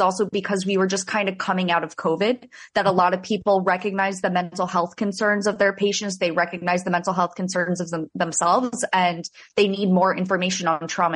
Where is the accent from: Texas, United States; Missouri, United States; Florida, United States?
Florida, United States; South; I'm from South Florida. I went to school in Central Florida and then made my way back down to South Florida